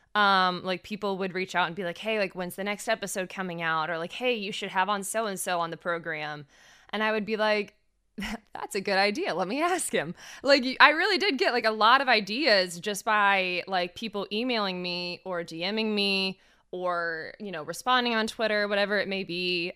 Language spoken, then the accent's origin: English; Fayetteville, Georgia, United States; I'm from an hour south. I'm from Fayetteville, Georgia.